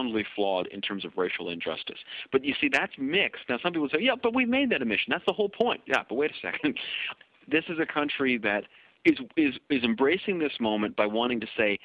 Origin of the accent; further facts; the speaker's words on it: Canada; as a Kenyan-Canadian